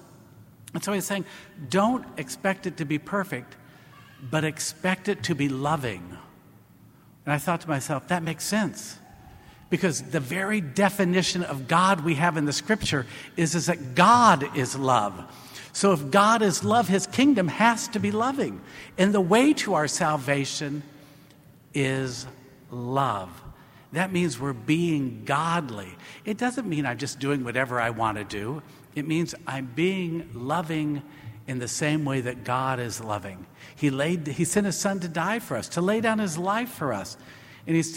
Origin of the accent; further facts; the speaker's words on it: Marion, Indiana, United States; I grew up in Marion, Indiana. I grew up in Indiana.